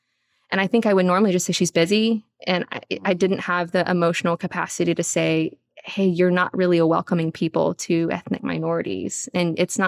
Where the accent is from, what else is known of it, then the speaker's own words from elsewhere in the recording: the South, United States; accent: Southern; now in Houston, United States; Because I grew up a Filipina kid with a Southern accent. And that was one of the first things that had to go whenever I came to Houston